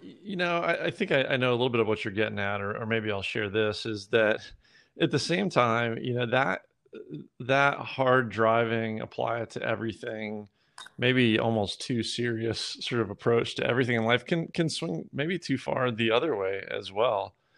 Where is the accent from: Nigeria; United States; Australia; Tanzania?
United States; Georgia; moved away; also born or lived in Midwest; I was born in the Midwest. I grew up most of my life in, in Georgia.